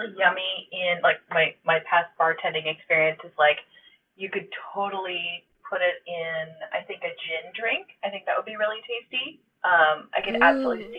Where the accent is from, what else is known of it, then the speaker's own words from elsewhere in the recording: Seattle, Washington, United States; moved away as an adult; now in Bellingham, United States; Home for me, I was born and raised in West Seattle.